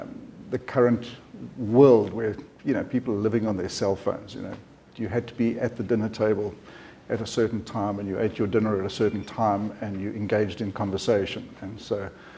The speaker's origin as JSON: {"language": "English", "country": "South Africa", "tie": "born or raised there", "also_born_or_lived": "Zambia / Namibia", "said": "I was born in Zambia, didn't spend a lot of time in Zambia, and then moved down to Namibia, lived in Windhoek for a while, and then landed up in South Africa, in Johannesburg, and then Durban, and then Port Elizabeth, and then Bloemfontein, and then Middelburg."}